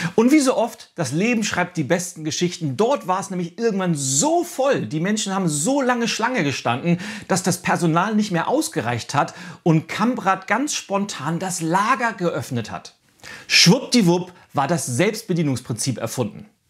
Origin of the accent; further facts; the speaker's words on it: Northern Germany, Germany; bei uns in Norddeutschland